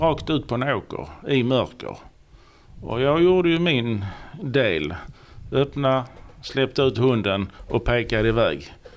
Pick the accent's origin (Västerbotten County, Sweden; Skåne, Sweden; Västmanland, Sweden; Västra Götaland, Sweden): Skåne, Sweden; Ystad; also born or lived in Sjöbo / Malmö; jag är född och uppvuxen i Ystad